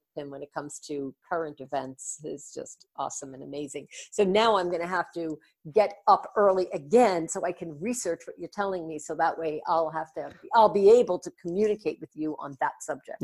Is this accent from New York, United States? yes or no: yes; New York, United States; I'm from New York.